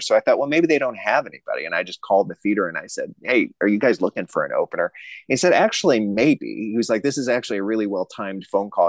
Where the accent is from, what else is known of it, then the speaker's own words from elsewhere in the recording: Racine, Wisconsin, United States; also born or lived in Arizona; now in St. Paul, United States; I'm from Racine, Wisconsin, just a little south of Milwaukee